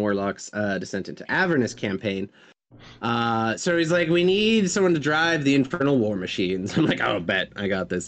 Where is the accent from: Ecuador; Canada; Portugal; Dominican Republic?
Canada; accent: Canadian; now in Montreal, Canada; being Canadian.